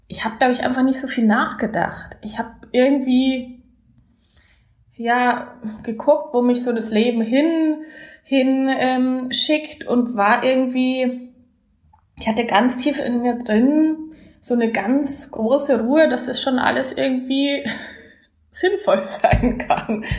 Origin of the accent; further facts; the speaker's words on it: Landshut, Bavaria, Germany; moved away as an adult; also born or lived in Berlin / Sankt Pölten, Austria; ich komme aus der Nähe von München, das hört man mir sicherlich auch an. Ich komme aus der Stadt Landshut